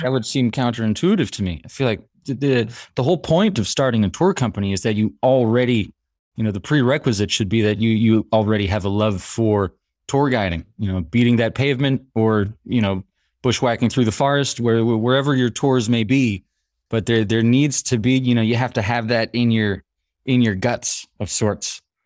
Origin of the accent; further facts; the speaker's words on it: United States; now in Paris, France; I grew up in the States, my mother's French, my father's half French